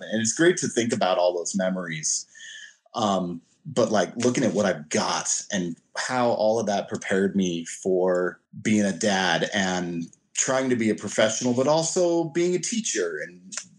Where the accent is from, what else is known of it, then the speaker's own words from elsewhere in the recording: California, United States; I didn't know snowblowers were a thing growing up in California.